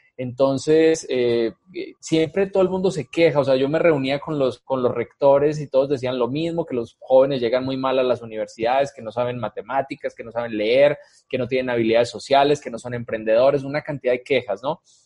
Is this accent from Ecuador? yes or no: no; Medellín, Antioquia, Colombia; moved away as an adult; now in Aguascalientes, Mexico; yo eh, nací en Colombia, nací en Medellín, Colombia, ya pues llevo la mitad de mi vida aquí en Aguascalientes